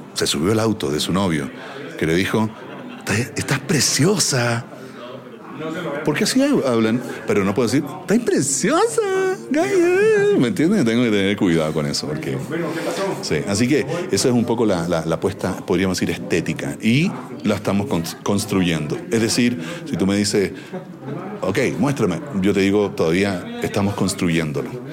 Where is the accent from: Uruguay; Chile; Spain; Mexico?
Chile; accent: Chilean; como chileno